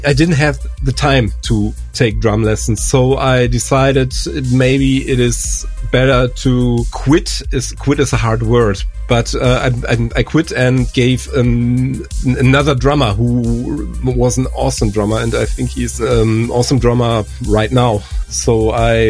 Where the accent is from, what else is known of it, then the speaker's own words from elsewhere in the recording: Germany; English is a second language; I'm from Germany